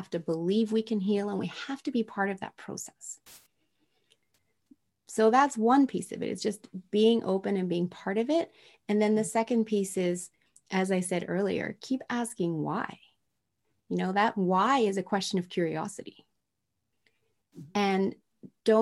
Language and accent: English; Tokyo, Japan; moved away; I was raised in Tokyo, Japan in the 70s